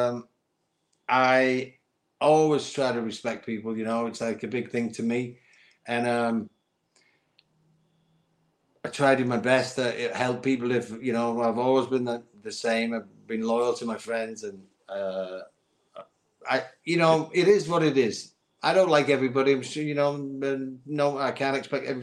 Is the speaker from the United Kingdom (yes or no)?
yes; St Helens, North West England, United Kingdom; I was in my hometown of England, in St. Helens, in a chip shop